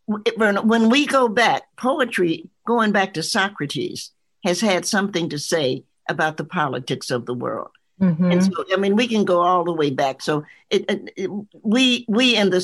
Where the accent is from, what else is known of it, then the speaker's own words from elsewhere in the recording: the South, United States; I'm a Southerner.